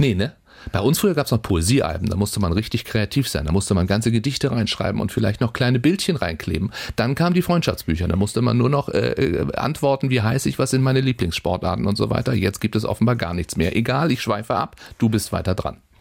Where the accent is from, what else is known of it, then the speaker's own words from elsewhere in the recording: Schleswig-Holstein, Germany; bei uns in Schleswig-Holstein